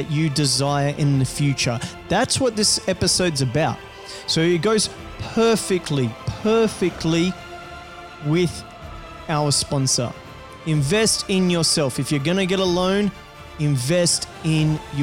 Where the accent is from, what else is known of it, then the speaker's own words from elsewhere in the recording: rural Rio region, Rio de Janeiro, Brazil; now in Australia; I come from a farm like in rural Brazil, right? In the middle of bumfuck nowhere. Like it's a little out, it's still Rio region. So I'm from Rio